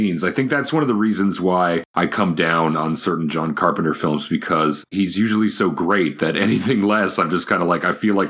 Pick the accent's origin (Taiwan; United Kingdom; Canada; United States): Canada; Georgetown, Ontario; a couple scenes are shot in my hometown.